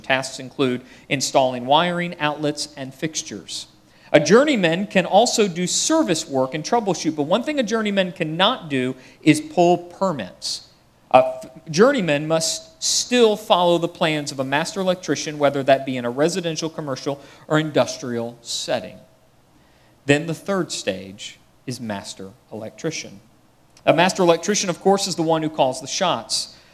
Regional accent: United States; I'm American

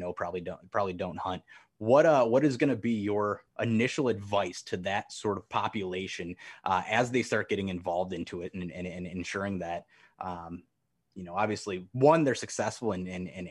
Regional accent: Midwest, United States; we grew up in the Midwest

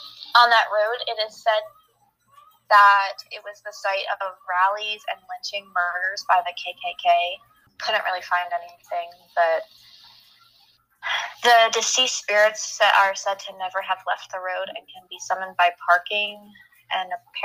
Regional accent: Monongahela, Pennsylvania, United States; I grew up in Monongahela, but to other people, we just say that it's Pittsburgh

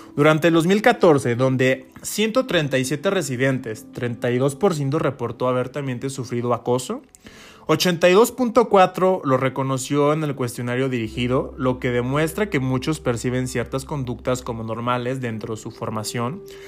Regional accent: San Luis Potosí, Mexico; Yo soy de San Luis Potosí

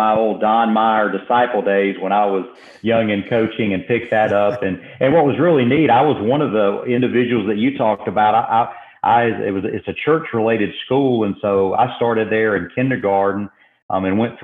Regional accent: Macon, Georgia, United States; moved away as an adult; also born or lived in Oklahoma; my hometown of Macon, Georgia

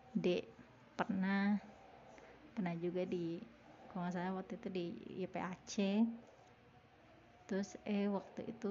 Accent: Jakarta, Indonesia; saya tahu Santirama karena dulu waktu kecil saya tinggal di daerah Cipete jadi saya tahu Santirama

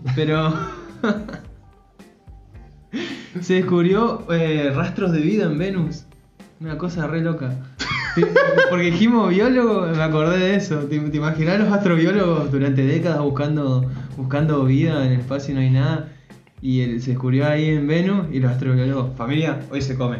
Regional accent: Formosa, Argentina; moved away; cerca de mi casa, allá en Formosa

